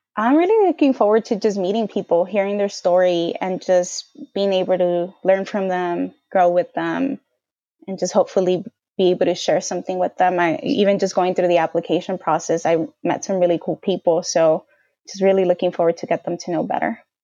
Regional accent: Bell Gardens, California, United States; also born or lived in Boston; was born and bra-, raised in L A, specifically Bell Gardens in Southeast L A.

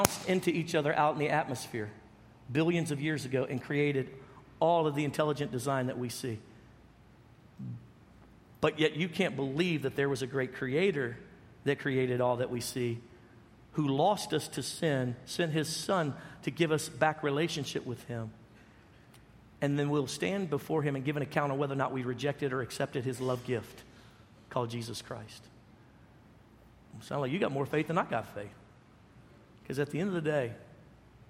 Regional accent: Dallas, Texas, United States; we're from Dallas

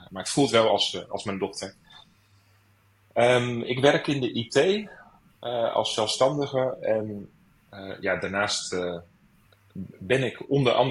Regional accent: Rotterdam, South Holland, Netherlands; moved away as an adult; now in Amsterdam, Netherlands; geboren in Rotterdam.

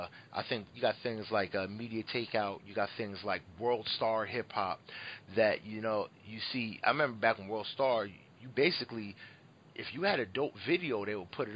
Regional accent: Philadelphia, Pennsylvania, United States; I'm from the Phil

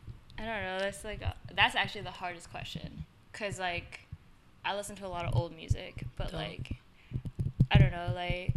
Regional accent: Vancouver, British Columbia, Canada; born or raised there

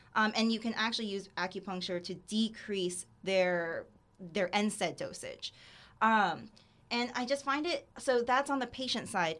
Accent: Sarasota, Florida, United States; also born or lived in Gainesville, Florida; I'm from Sarasota, Florida.

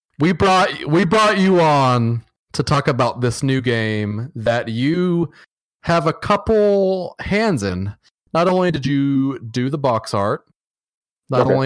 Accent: the South, United States; I'm from the South

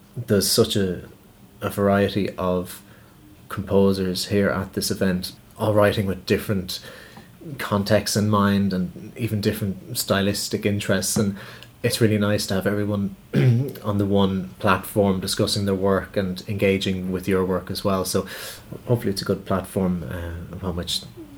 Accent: Dublin, Leinster, Ireland; a composer from Dublin

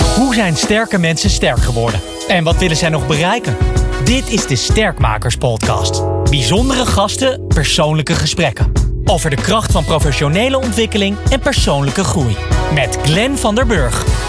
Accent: Brakel, Gelderland, Netherlands; ik ben opgegroeid in een dorpje met, met thuis ook een, een grote tuin en een weiland

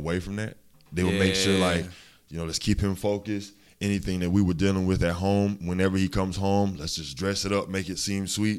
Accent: Augusta, Georgia, United States; Coming from Seagull, being a city kid, I was raised on Windsor Spring Road basically all my life. And then moving out to Old Waynesboro Road, I mean, I've always been a country boy. That's just in me. That's everybody in Augusta, honestly.

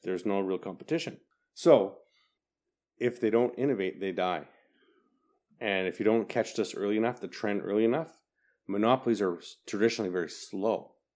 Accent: Manitoba, Canada; I'm, I'm I'm from Manitoba

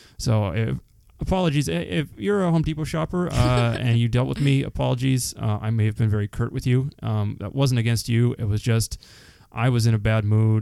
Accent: Canada; we're Canadian

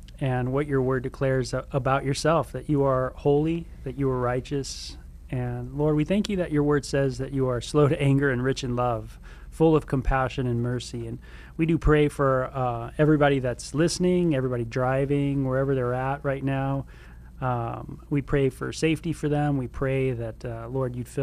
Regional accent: Southern California, United States; now in Tucson, United States; where I grew up in Southern California

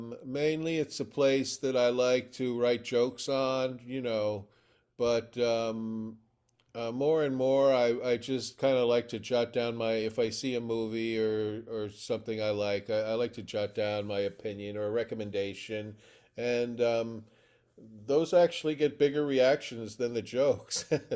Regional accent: New York City, New York, United States; I mean, I grew up in New York City, and there were at least five full-time revival houses, movie theaters

